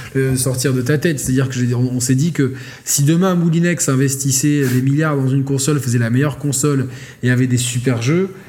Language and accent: French; Monaco; je suis né à Monaco, je suis pour l'AS Monaco, ça symbolise quelque chose pour moi